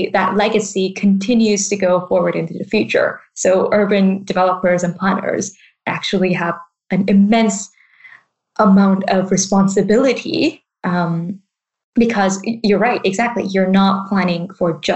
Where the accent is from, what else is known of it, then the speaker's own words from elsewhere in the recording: Vancouver, British Columbia, Canada; now in Bristol, United Kingdom; I am also from that same city